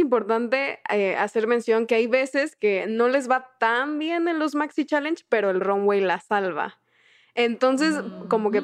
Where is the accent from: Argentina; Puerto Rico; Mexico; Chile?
Mexico; southern Mexico; Yo soy del sur de México